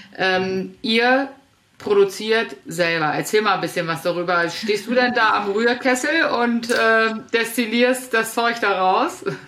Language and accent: German; Northern Germany, Germany; als Norddeutsche